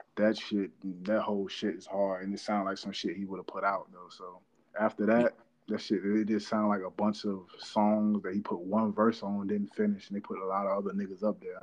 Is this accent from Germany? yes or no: no; North Carolina, United States; I'm from North Carolina